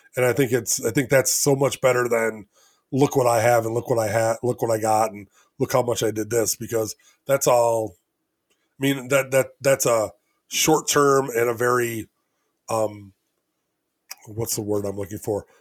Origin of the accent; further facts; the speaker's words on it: Elgin, Illinois, United States; I'm from Elgin, Illinois